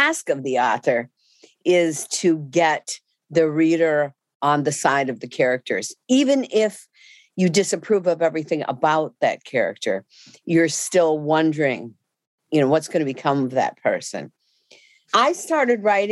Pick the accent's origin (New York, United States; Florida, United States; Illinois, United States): Illinois, United States; Chicago; I grew up in Chicago, on the west side of Chicago